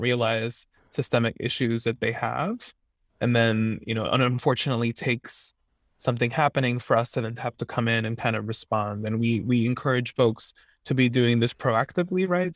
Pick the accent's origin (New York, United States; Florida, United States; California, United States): Florida, United States; Miami; moved away as an adult; now in Santa Barbara, United States; I'm originally from Miami, Florida